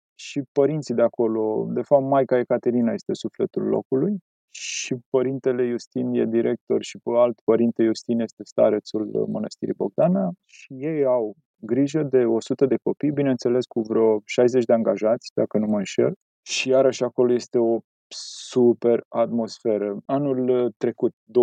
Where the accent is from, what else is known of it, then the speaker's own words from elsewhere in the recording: Pietroasele, Buzău County, Romania; now in Bucharest, Romania; la noi în sat